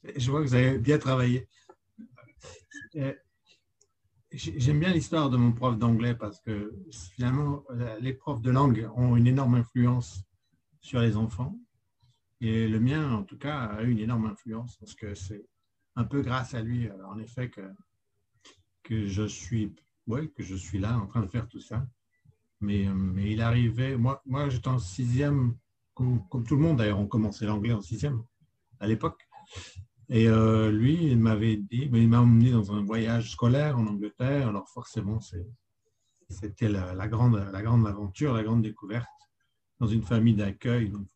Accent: France; moved away as an adult; also born or lived in Lille; now in New York, United States; je suis un Français de l'étranger

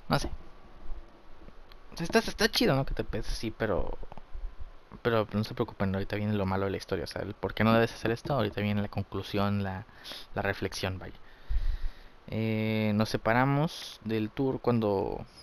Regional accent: Mexico; que yo que soy pues mexicano.

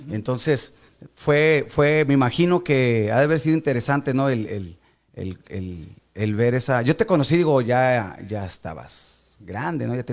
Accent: Nuevo León, Mexico; yo, soy, yo soy norteño. Y yo sí digo eso y lo sostengo. O sea, para mí, fuera de Monterrey, no.

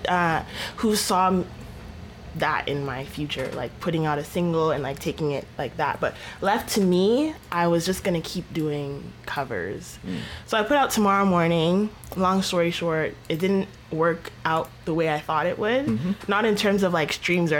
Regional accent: Canada; I was born in Canada

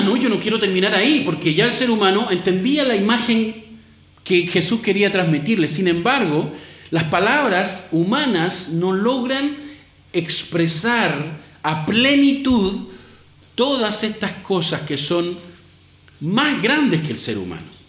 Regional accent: Chile; moved away; aquí en nuestro país

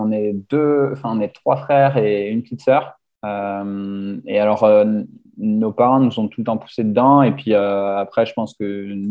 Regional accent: Poissy, Île-de-France, France; born there; j'ai 28 ans. je suis né à Poissy dans les Yvelines et j'ai grandi la majorité de ma vie à l'étranger.

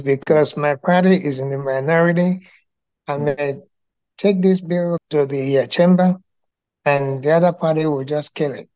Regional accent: Anambra, Nigeria; moved away as an adult; now in Georgia, United States; I am from Nigeria originally, and I was not born here.

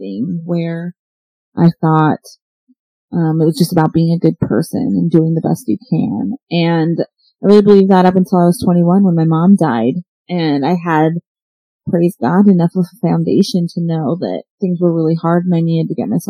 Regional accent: Orange County, California, United States; I grew up in Orange County, California

